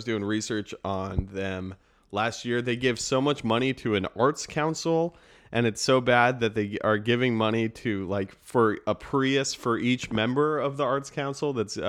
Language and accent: English; Boulder, Colorado, United States; moved away as an adult; also born or lived in Missouri; now in Washington, D.C., United States; Yeah, so I grew up in Colorado, and then I thought I wanted to do journalism, so I went to the University of Missouri